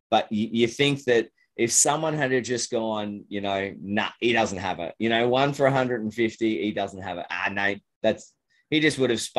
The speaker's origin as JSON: {"language": "English", "country": "Australia", "said": "You know, and being an Australian um, hmm."}